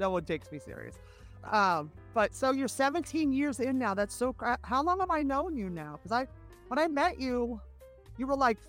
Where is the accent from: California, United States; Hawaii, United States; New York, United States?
California, United States; San Francisco; moved away; also born or lived in Los Angeles; I'm from San Francisco, but I started in L.A.